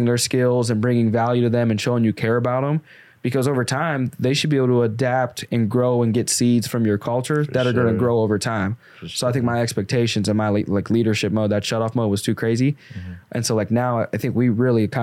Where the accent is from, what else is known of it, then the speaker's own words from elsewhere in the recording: Arkansas, United States; I grew up in Arkansas